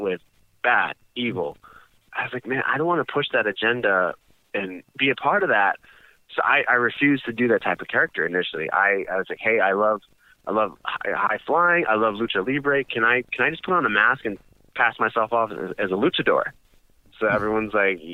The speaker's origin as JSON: {"language": "English", "country": "United States", "tie": "born or raised there", "said": "I was born here in the States"}